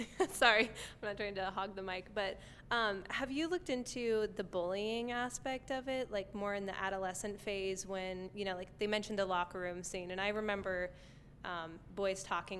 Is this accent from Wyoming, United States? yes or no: yes; Wyoming, United States; I'm from Wyoming, which has a very, very small Jewish population